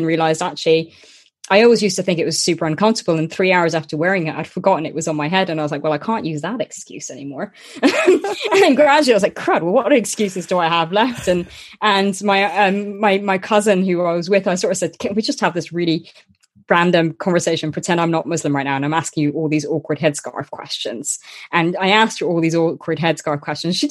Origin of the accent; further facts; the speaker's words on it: Luxembourg; I was born and grew up in Luxembourg